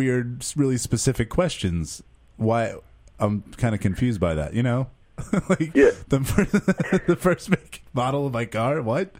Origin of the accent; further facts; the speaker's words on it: north of Manhattan, New York, United States; I'm from north of Manhattan.